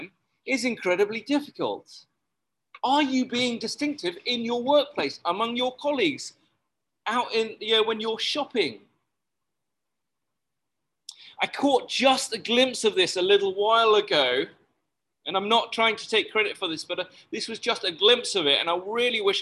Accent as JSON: {"language": "English", "country": "United Kingdom", "moved": "yes", "lives_now": "Malaysia", "said": "As a British person"}